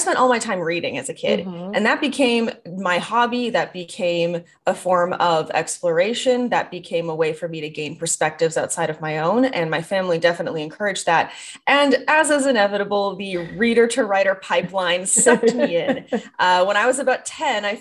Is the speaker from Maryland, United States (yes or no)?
no; the Midwest, Minnesota, United States; moved away; I was raised in the Midwest and Minnesota nice is a thing